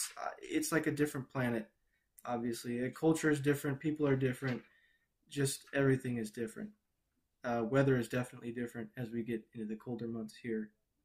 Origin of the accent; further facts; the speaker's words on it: Chicago, Illinois, United States; also born or lived in Peoria / Brazil; Actually, I was born in Peoria, Illinois. Grew up in Chicago. Moved to Brazil for 6 years, then moved back.